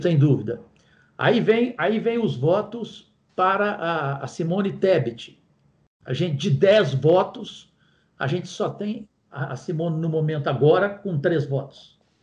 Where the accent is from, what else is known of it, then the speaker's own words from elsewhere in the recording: Goiás, Brazil; eu que sou de Goiás